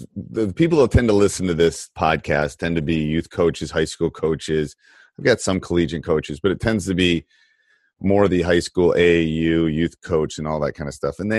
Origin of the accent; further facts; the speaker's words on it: Midwest, United States; moved away; I grew up in the Midwest, but I went to school out east